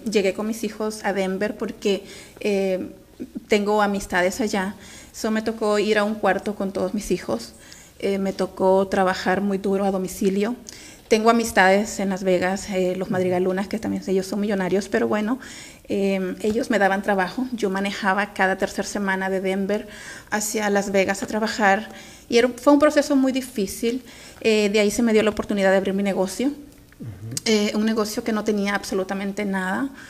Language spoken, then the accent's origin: Spanish; Honduras; now in Bell, United States